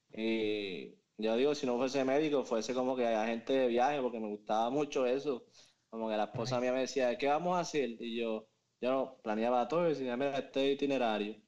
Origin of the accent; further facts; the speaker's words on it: Moca, Puerto Rico; moved away as an adult; now in Miami, United States; soy de Moca, Puerto Rico. Eh, conozco a Juanqui desde que tengo memoria, literalmente. Porque empezamos la escuela desde kinder hasta, el grado 12